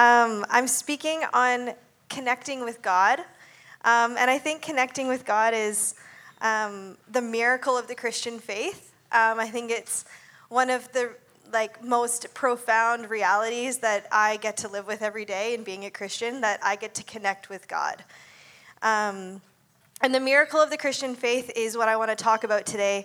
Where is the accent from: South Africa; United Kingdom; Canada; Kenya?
Canada; Ontario; moved away as an adult; also born or lived in Abbotsford / Surrey; I grew up in Ontario, and I moved out here when I was 18